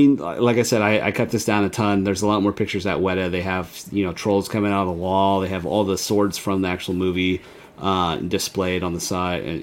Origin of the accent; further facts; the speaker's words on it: San Diego, California, United States; we're from San Diego